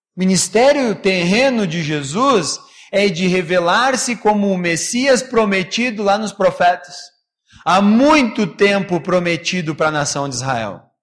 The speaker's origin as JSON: {"language": "Portuguese", "country": "Brazil", "said": "a gente, como é brasileiro"}